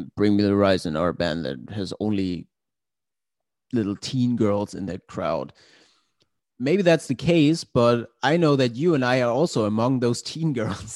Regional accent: Glücksburg, Schleswig-Holstein, Germany; moved away as an adult; also born or lived in Hamburg; my hometown. It's a small town called Glücksburg um, at the Danish border.

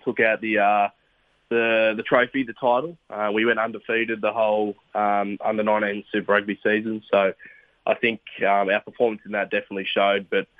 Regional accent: Urana, New South Wales, Australia; growing up around Urana in that sort of area

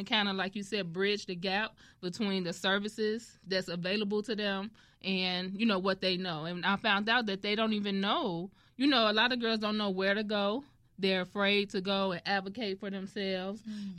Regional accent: Chicago, Illinois, United States; I'm from Englewood. You know, I was born and raised in Englewood, went to Dunbar High School and so forth and so forth. So I'm truly a Chicago girl.

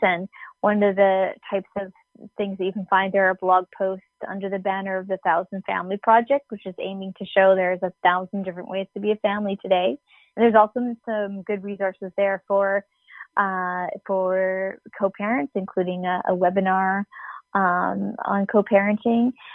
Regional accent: Canada; We're from Canada

